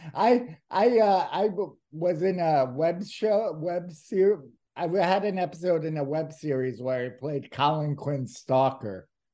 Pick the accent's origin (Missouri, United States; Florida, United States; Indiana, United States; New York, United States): New York, United States; New York City; I grew up in New York City